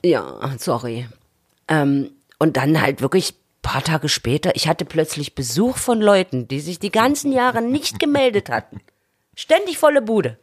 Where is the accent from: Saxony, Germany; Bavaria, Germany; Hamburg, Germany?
Saxony, Germany; Chemnitz; moved away as an adult; now in Berlin, Germany; hatte sich die Stadt dort, wo ich wohnte, völlig verändert. Mhm äh, ich bin im Viertel groß geworden mit Altbauten